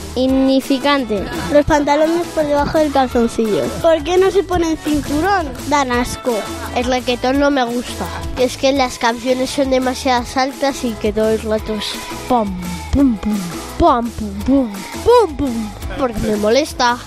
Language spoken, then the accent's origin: Spanish; Almonte, Andalusia, Spain; soy de Almonte de Huelva